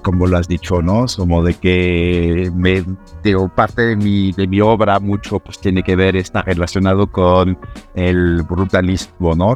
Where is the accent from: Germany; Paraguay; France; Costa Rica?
France; Normandy; Spanish is a second language; moved away as an adult; also born or lived in Paris, France / London, United Kingdom / New York, United States; now in Mexico; Decidí mudarme de mi Normandía natal hacia París